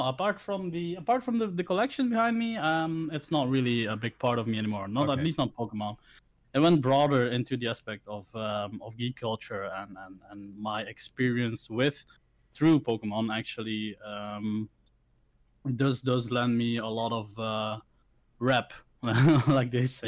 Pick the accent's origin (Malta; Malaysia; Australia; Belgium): Belgium; also born or lived in Philippines; I grew up in Belgium, of course, but I, am not born here. Uh, I wasn't born here. I was uh, born in the Philippines. So uh, I got adopted by a lovely Belgian couple, um, and I was raised here.